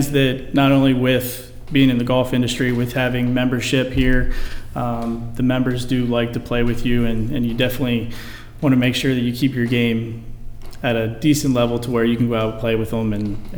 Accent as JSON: {"language": "English", "town": "Gettysburg", "region": "Pennsylvania", "country": "United States", "moved": "as an adult", "said": "I'm originally from Gettysburg, Pennsylvania"}